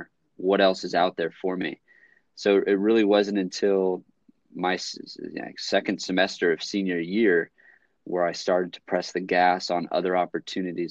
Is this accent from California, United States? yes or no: yes; San Jose, California, United States; I'm from the Bay Area, born and raised. Born in San Jose, the heart of Silicon Valley